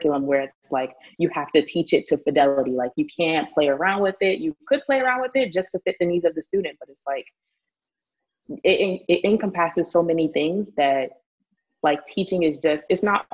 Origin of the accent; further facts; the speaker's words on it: New York City, New York, United States; born and raised in the Bronx